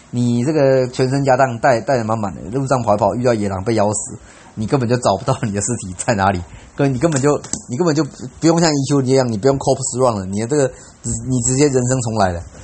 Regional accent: Taiwan; 他们知道我是台湾人

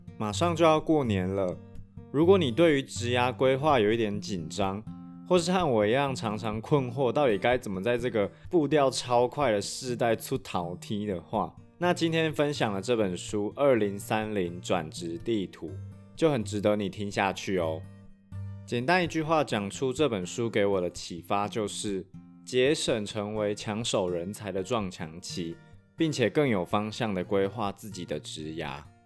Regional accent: Taiwan; 像优势就是台湾人通常学习能力很快，而且较为刻苦耐劳。弱势的地方则是比较不擅长去包装自己，而且因为我们从小就是在儒家思想的体系长大

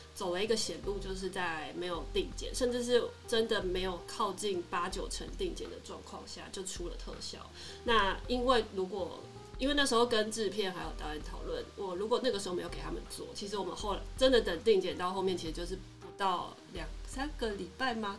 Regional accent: Taipei, Taiwan; moved away as an adult; also born or lived in Tainan; 我本身是台北人

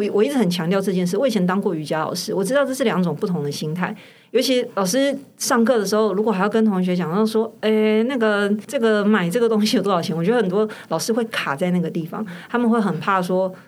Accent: Taiwan; 我们台湾人比较小

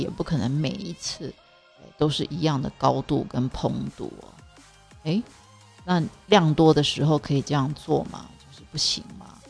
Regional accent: Zhudong, Hsinchu County, Taiwan; also born or lived in Taipei; 所以就把我送到 呃，新竹竹东，哦，我们是客家人

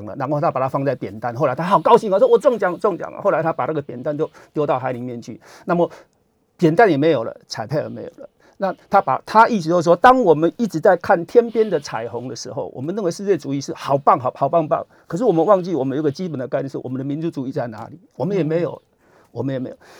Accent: Yunlin County, Taiwan; born there; now in Chiayi, Taiwan; 哦，这这个我已经半个嘉义人了，我是云林出生的嘛

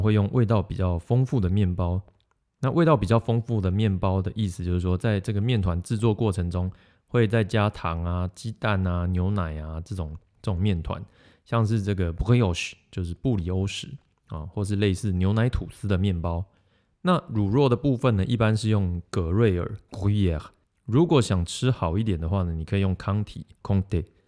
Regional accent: Yunlin County, Taiwan; moved away; 因为我老家在云林嘛

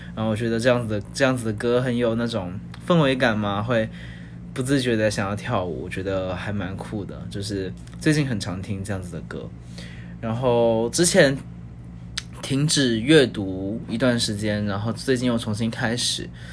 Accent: Zhuhai, Guangdong, China; now in Taiwan; 小时候其实不在台湾生活，小时候在广东珠海，然后是一个跟高雄很像，然后一样是，呃，热，热带，然后一年十二个月可能有九个月都是夏天，然后，呃，是个靠海的城市

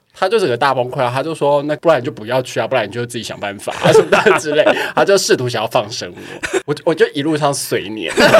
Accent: Taiwan; 我在台湾，我就是台湾人

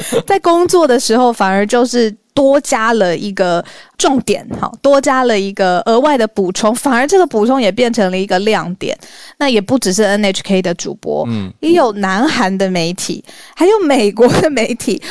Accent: Taiwan; 我自己身为台湾人

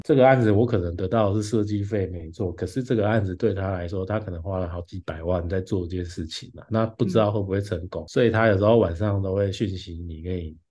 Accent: Taichung, Taiwan; now in Taipei, Taiwan; 因为我是台中人，我住台北嘛，那之前嗯。都是跟别人分租

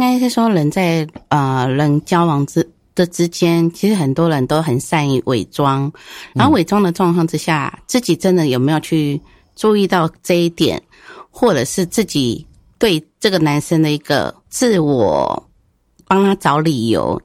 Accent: northern Taiwan, Taiwan; 因为我本身是北部的人

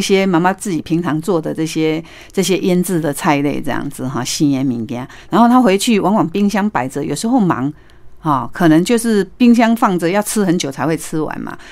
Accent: Taiwan; 所以它的那个春卷跟我们台式的春卷是不一样的

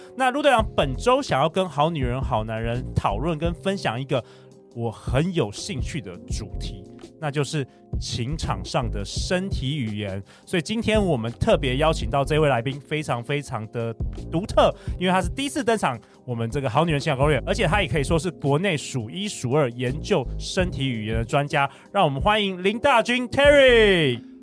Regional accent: Taiwan; moved away as an adult; 我们这个在这个东方社会或是台湾的社会，好像从小也很少人教我们这件事很重要。我是一直到上大学之后，我去美国的时候

